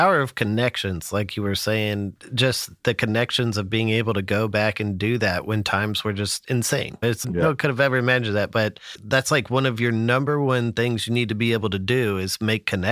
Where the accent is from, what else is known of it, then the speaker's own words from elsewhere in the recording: Albuquerque, New Mexico, United States; I was born in Albuquerque, and that was like my main view of New Mexico.